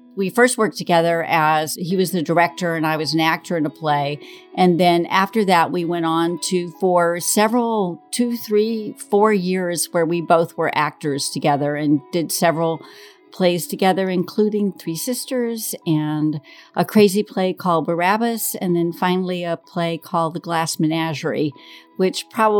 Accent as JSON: {"language": "English", "town": "Griffin", "region": "Georgia", "country": "United States", "said": "I'm 67, and I'm originally from Griffin, Georgia."}